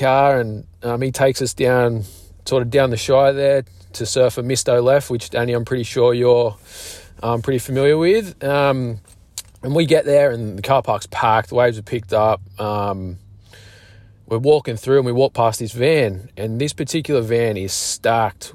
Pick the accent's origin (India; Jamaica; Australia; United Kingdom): Australia; Sydney, New South Wales; I'm from Maroubra Beach in Sydney, and I'm 34 years old